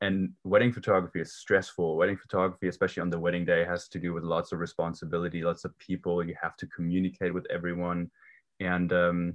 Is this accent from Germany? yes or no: yes; Germany; English is a second language; moved away as an adult; originally I was born and raised in Germany. I lived there for 18 years